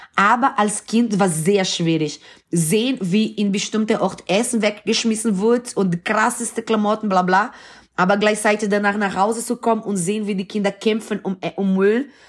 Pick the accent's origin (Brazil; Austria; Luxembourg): Brazil; Recife, Pernambuco; German is a second language; now in Germany; Ich bin in Brasilien geboren und aufgewachsen